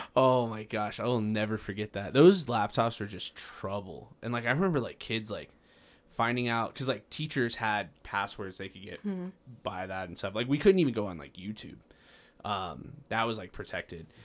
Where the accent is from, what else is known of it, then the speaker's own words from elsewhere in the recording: Farmington, New Mexico, United States; I grew up in Farmington, and it was one of the first, uh, or we were part of the first classes, uh, in middle school that received laptops.